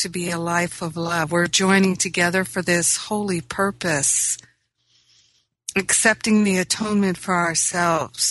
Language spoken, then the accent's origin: English; Rhode Island, United States; also born or lived in Michigan / Maine; now in Los Angeles, United States; I grew up in Rhode Island. I grew up in Michigan, where there was a change of seasons